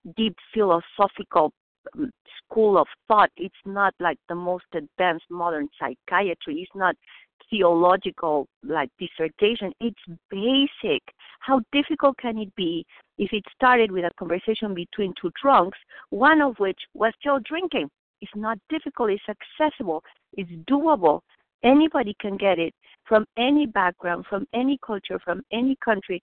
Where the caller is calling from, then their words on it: Boston, Massachusetts, United States; English is a second language; I'm calling from Boston